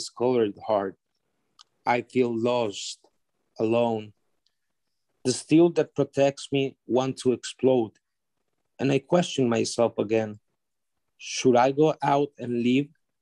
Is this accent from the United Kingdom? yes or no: no; Honduras; I am from Honduras, Central America